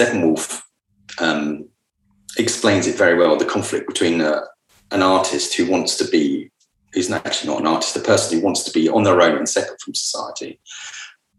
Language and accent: English; Luton, East of England, United Kingdom; I was born in Luton.